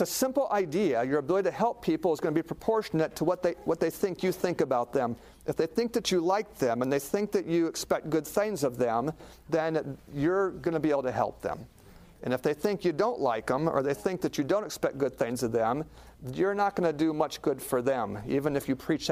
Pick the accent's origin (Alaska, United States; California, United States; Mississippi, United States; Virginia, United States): Alaska, United States; I grew up in Alaska watching a lot of TV